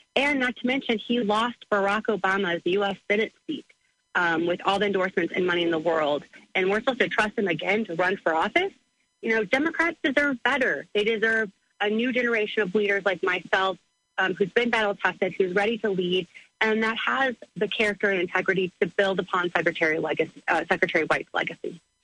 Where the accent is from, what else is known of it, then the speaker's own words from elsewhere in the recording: Granite City, Illinois, United States; I grew up in Granite City.